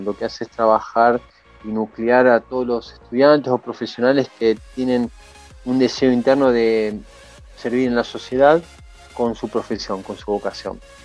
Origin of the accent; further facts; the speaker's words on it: Buenos Aires, Argentina; yo nací en Buenos Aires y vivía en Buenos Aires